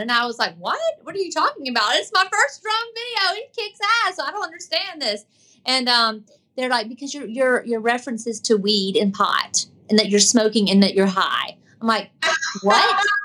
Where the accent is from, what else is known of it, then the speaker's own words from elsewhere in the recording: Tallahassee, Florida, United States; I grew up in Tallahassee, Florida